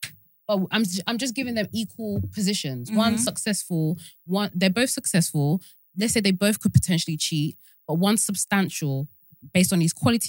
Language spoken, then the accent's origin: English; Nigeria; as a Nigerian person